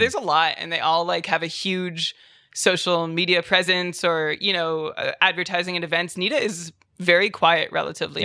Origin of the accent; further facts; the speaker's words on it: Ottawa, Ontario, Canada; also born or lived in Japan; born and raised in Ottawa.